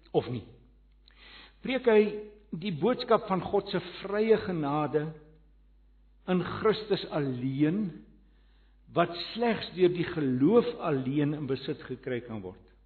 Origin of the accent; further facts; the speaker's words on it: Johannesburg, Gauteng, South Africa; ek kom van Johannesburg af.